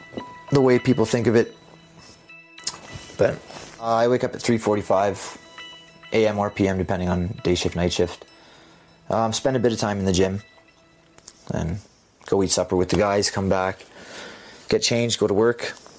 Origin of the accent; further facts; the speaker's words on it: Edmonton, Alberta, Canada; Growing up in Edmonton, I mean, the rigs is where you went when you dropped out of high school, right?